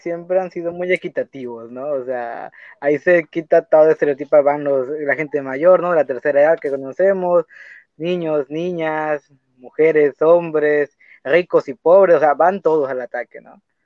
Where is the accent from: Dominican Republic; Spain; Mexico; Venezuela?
Mexico; yo soy mexicano